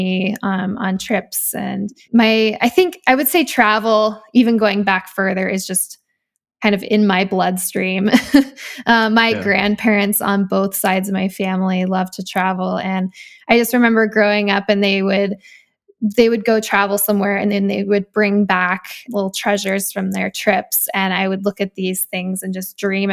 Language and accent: English; Seattle, Washington, United States; also born or lived in Bellingham, Washington; I'm originally from the Seattle area and went to school at Western Washington University in Bellingham, Washington.